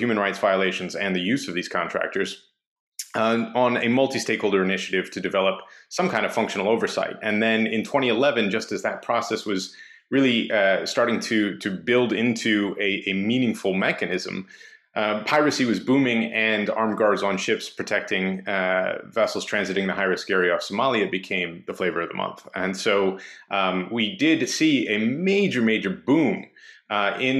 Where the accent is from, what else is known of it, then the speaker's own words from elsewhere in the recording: Baltimore, Maryland, United States; growing up in Baltimore